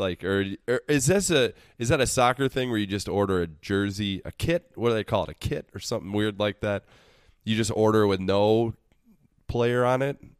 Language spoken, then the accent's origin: English; United States; I can confidently say that as an American